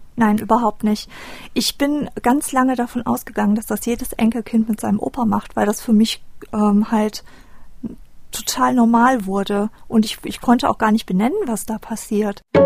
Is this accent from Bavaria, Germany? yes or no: no; Düsseldorf, North Rhine-Westphalia, Germany; ich bin 1985 in Düsseldorf geboren